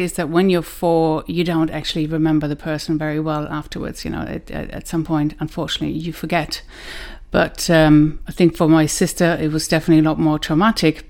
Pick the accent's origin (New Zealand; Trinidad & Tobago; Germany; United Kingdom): Germany; moved away as an adult; now in Ireland; I was born in Germany grew up there in kind of between Hanover and Düsseldorf